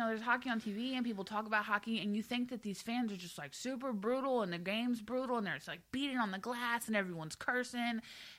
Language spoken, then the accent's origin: English; Houston, Texas, United States; now in Philadelphia, United States; I'm from Houston